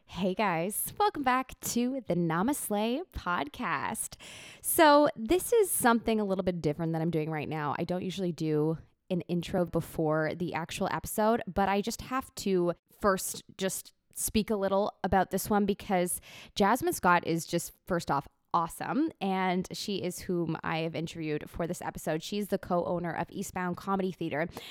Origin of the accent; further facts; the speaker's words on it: Toronto, Ontario, Canada; also born or lived in Ajax; I was born in Toronto